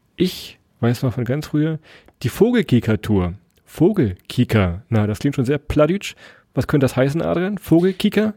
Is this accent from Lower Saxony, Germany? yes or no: yes; Lower Saxony, Germany; wir kommen ja aus Niedersachsen und kennen Niedersachsen vor allem auch